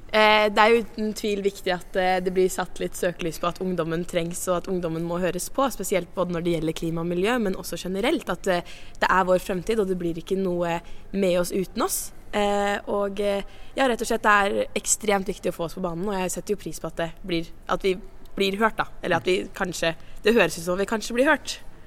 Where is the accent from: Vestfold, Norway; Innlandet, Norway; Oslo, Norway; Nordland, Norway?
Vestfold, Norway; Sandefjord; fra Sandefjord i nye Vestfold fylke